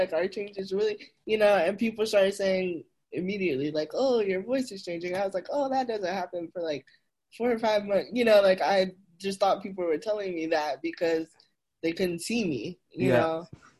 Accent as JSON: {"language": "English", "region": "the South", "country": "United States", "tie": "born or raised there", "said": "growing up in the South, it's very conservative"}